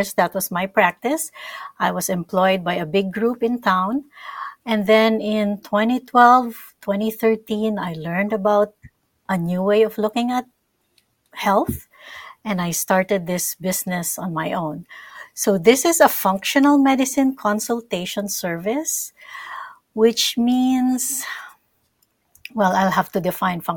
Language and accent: English; Philippines; moved away; I'm from the Philippines